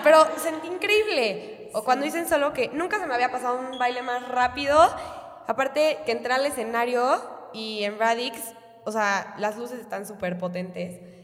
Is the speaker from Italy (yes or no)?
no; Mexico; somos puras mexicanas